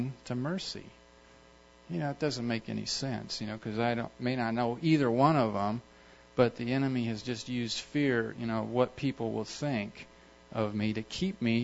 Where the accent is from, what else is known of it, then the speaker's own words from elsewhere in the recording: United States; also born or lived in Kenya; I'm from America